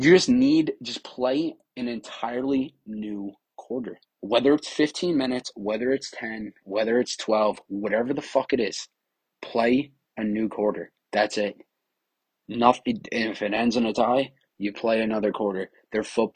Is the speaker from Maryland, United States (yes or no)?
no; New York, United States; I'm from New York